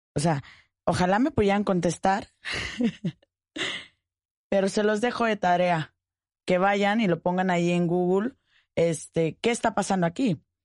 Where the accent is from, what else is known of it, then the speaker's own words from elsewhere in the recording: Mexico; Quienes somos mexicanos